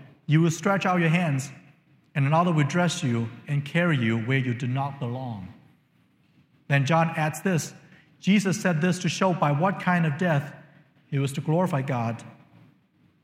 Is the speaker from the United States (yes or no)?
no; China; moved away; When I was growing up in China